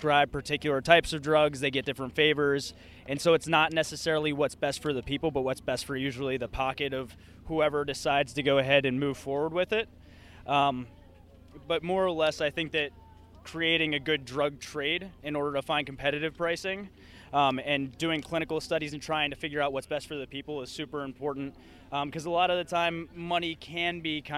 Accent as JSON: {"language": "English", "town": "Reading", "region": "Pennsylvania", "country": "United States", "said": "From Reading, Pennsylvania"}